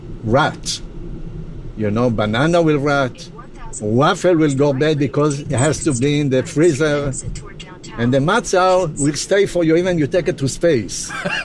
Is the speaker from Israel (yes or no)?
yes; Israel; English is a second language; moved away as an adult; also born or lived in New York; now in Los Angeles, United States; I'm from Israel.